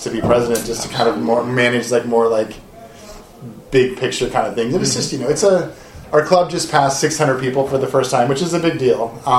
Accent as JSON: {"language": "English", "region": "Illinois", "country": "United States", "also_born_or_lived": "San Francisco", "moved": "yes", "lives_now": "Seattle, United States", "said": "I'm actually from Illinois originally. I moved here. I moved to San Francisco in 98, moved to Seattle in 2004, and I think I'm officially a West Coaster now."}